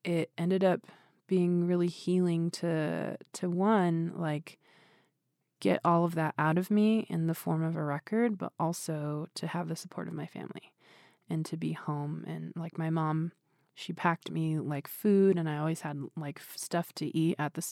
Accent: Swinomish Indian Reservation, near Anacortes, Washington, United States; now in Portland, United States; I grew up on the Swinomish Indian Reservation, which is like a 15-minute drive from Anacortes, Washington

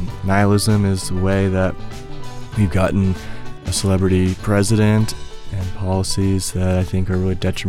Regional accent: United States; I think as an American

